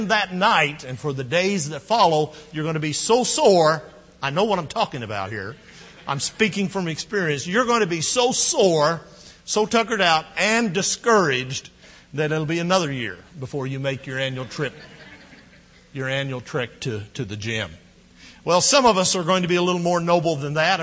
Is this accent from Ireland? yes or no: no; Midwest, United States; now in Texas, United States; We grew up in the Midwest. We ate a lot of Great Northern and Navy beans on New Year's Day. Moved to Texas